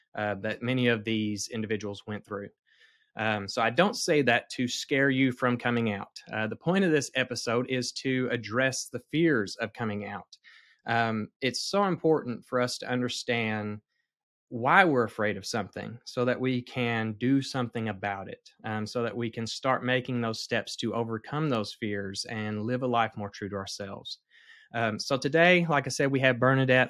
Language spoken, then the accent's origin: English; the Bible Belt, United States; I'm from the Bible Belt. I was raised here